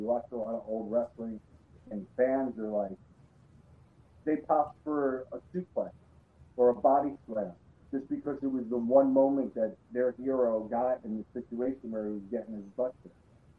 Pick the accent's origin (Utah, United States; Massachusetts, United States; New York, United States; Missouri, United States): New York, United States; I grew up in the World Class Championship in AWA. So I've seen all of the wrestling in New York growing up